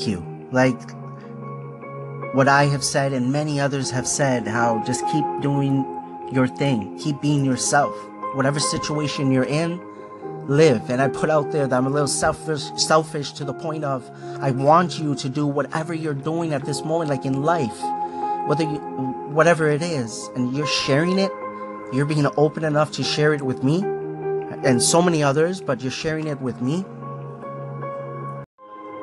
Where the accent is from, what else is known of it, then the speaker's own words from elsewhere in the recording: Markham, Ontario, Canada; also born or lived in Scarborough, Ontario; I was born in Scarborough, Ontario, this is Canada. When I was 6 years old, we moved to Markham